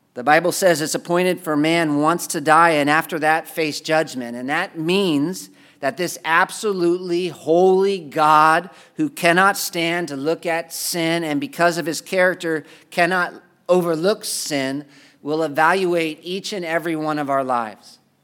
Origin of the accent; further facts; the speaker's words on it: United States; as an American?